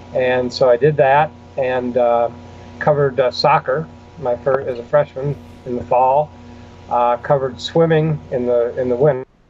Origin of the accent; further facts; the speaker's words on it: Buffalo, New York, United States; I grew up near Buffalo, New York.